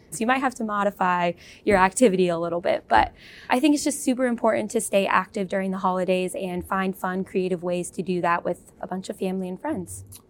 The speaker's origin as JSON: {"language": "English", "region": "California", "country": "United States", "moved": "yes", "said": "I'm from California, though, so we did not have real snow"}